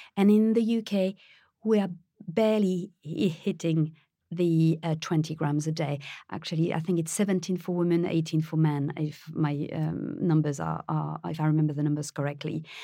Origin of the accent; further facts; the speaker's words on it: Paris, Île-de-France, France; moved away; I was born in France, I was raised in Paris